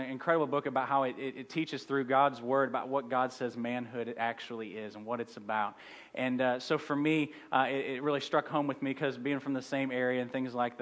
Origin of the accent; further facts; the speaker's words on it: St. Louis, Missouri, United States; I'm from St. Louis